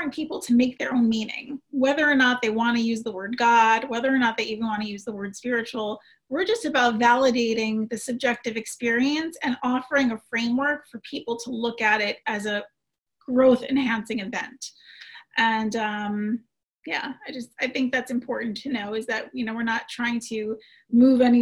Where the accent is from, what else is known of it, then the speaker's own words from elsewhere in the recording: New York City, New York, United States; as a New Yorker